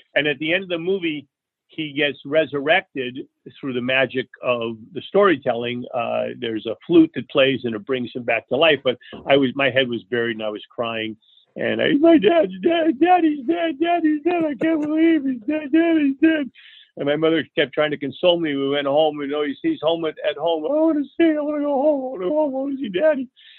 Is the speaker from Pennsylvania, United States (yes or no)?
no; New York, United States; born there; also born or lived in Leonia, United States / Fort Lee, United States / California; I was born in New York. My parents first lived in Leonia, New Jersey.